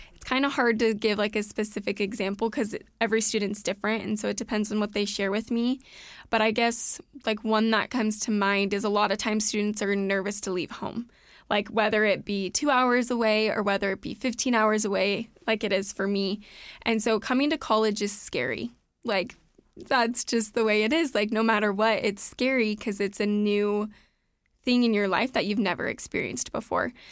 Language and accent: English; Southern California, United States; moved away as an adult; now in Idaho, United States; growing up in Southern California